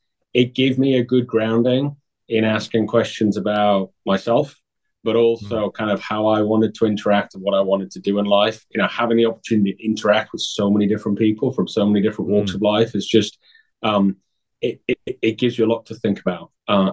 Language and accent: English; Newcastle, North East England, United Kingdom; I'm originally from Newcastle, England. So that's a northeast, about 100 miles south of Scotland.